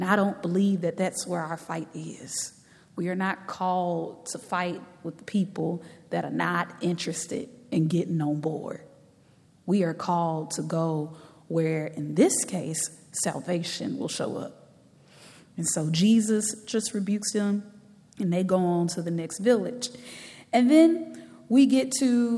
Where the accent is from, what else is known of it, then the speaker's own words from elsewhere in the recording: Galveston, Texas, United States; as a young girl growing up in Galveston, Texas